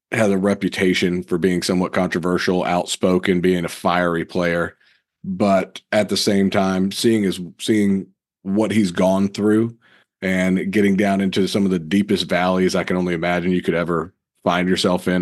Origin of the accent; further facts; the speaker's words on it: Raleigh, North Carolina, United States; growing up in Raleigh